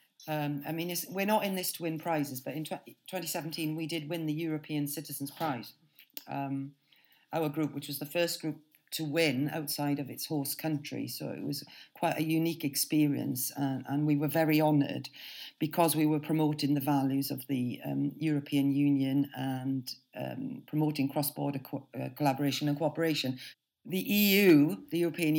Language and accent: English; Wales, United Kingdom; moved away as an adult; I was brought up in Wales